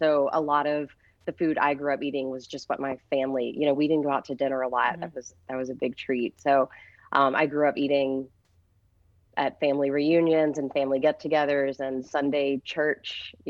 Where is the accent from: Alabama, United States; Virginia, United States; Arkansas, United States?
Alabama, United States; Cullman; moved away; So I'm from a small town called Coleman. It's about, it's between Birmingham and Huntsville, which are kind of our two big cities.